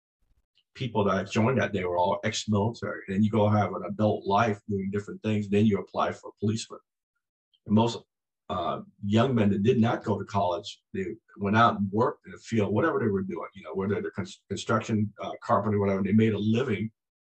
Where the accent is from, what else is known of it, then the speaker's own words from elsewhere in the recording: Berkeley, California, United States; also born or lived in Saigon, Vietnam; growing up in Berkeley